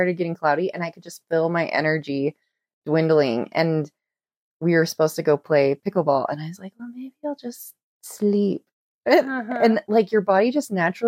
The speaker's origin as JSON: {"language": "English", "country": "Costa Rica", "said": "I'm from Costa Rica"}